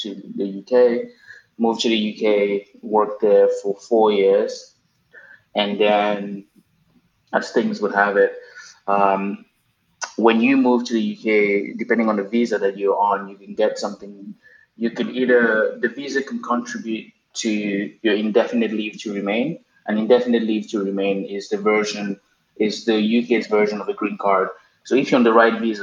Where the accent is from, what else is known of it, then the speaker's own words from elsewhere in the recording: Cameroon; moved away as an adult; also born or lived in Arkansas, United States / Dallas, United States; now in New York, United States; born and raised in Cameroon, West Central Africa.